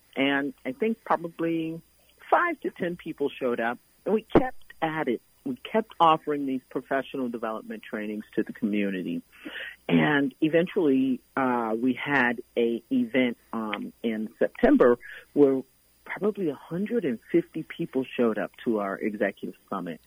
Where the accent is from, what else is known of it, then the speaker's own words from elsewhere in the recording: New York City, New York, United States; born and raised in Brooklyn, New York